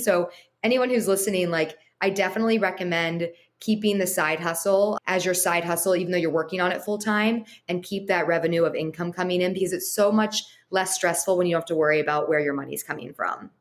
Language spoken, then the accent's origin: English; Los Angeles, California, United States; growing up in Los Angeles and going to USC